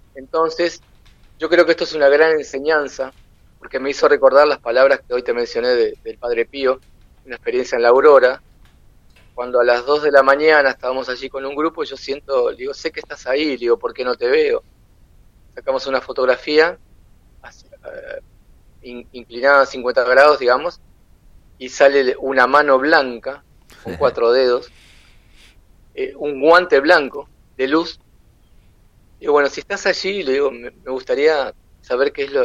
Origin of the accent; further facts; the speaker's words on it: Uruguay; yo soy uruguayo